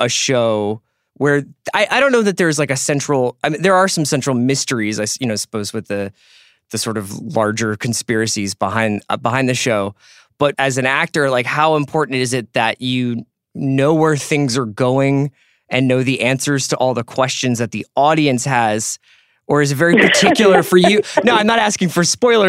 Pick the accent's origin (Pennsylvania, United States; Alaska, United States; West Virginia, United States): Pennsylvania, United States; Philadelphia; also born or lived in Cork; where I grew up here in the States in Philadelphia